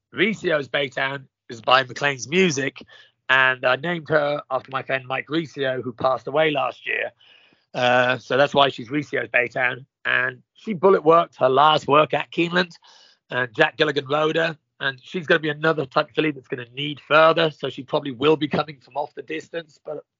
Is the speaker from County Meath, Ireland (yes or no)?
no; County Kildare, Ireland; now in United States; County Kildare. My father was a champion jockey in Ireland back in 66.